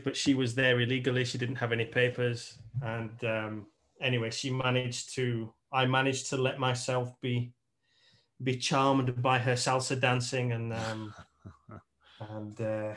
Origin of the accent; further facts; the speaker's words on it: United Kingdom; moved away as an adult; also born or lived in Tenerife; I'm British